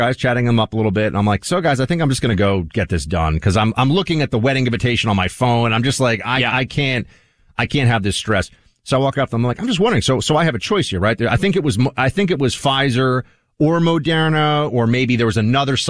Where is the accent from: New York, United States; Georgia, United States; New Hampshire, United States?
New York, United States; New York City; my hometown, New York City